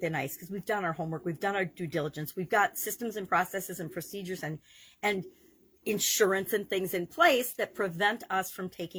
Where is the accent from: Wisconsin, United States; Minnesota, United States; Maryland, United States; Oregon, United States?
Wisconsin, United States; I grew up in Wisconsin